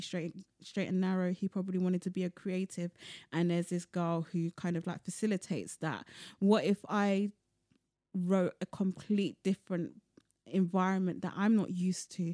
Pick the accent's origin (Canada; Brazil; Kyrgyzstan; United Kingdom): United Kingdom; London; I was born and bred in London